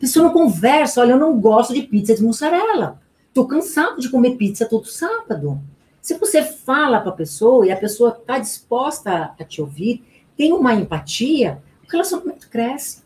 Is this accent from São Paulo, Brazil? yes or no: yes; Garça, São Paulo, Brazil; accent: interior; now in São Paulo, Brazil; Eu nasci em Garça, né? É, eu, eu, saí da cidade do interior, mas o interior não saiu de dentro de mim